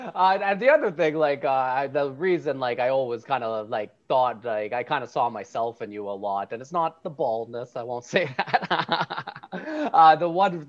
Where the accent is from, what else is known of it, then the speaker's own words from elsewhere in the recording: High River, Alberta, Canada; I grew up in High River, so just such a small town.